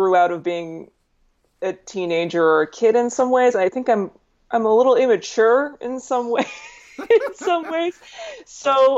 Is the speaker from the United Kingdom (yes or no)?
no; Calgary, Alberta, Canada; now in Toronto, Canada; I was born in Calgary, Alberta, Canada, on the other side, on the west side of Canada